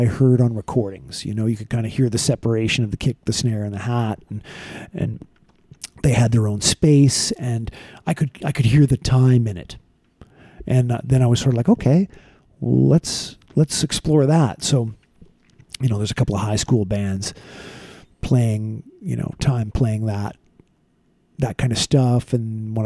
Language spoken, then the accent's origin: English; Vancouver, British Columbia, Canada; I grew up in Vancouver, British Columbia